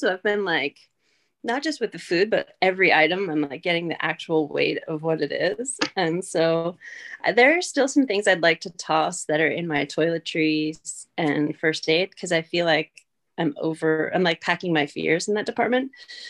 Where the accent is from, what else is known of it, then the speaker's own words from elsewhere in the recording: New York, United States; I'm from upstate New York. Currently, I live about 45 minutes south of Albany.